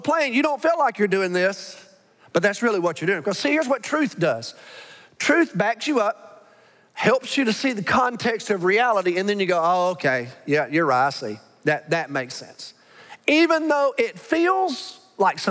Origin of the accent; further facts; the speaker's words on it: Alabama, United States; now in Arlington, United States; I'm from Alabama